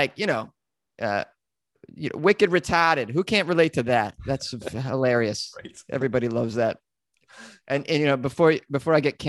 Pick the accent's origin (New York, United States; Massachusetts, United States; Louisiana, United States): Massachusetts, United States; Oh, Massachusetts.